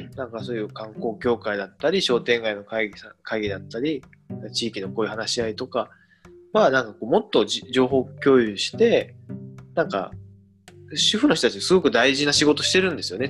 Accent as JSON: {"language": "Japanese", "town": "Ureshino", "region": "Saga", "country": "Japan", "tie": "born or raised there", "also_born_or_lived": "Tokyo", "said": "嬉野温泉に生まれ育ってて"}